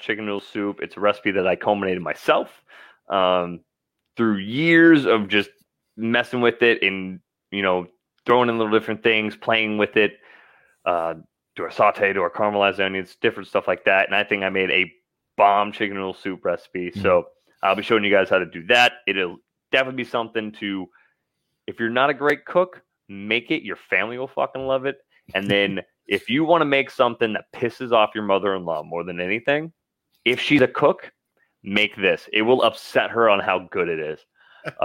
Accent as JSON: {"language": "English", "region": "Idaho", "country": "United States", "moved": "yes", "lives_now": "Central Texas, United States", "said": "I'm from Idaho."}